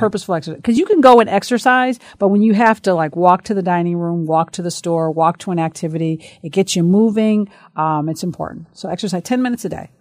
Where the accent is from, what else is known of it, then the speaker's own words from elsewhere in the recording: Bloomfield, United States; I grew up in Bloomfield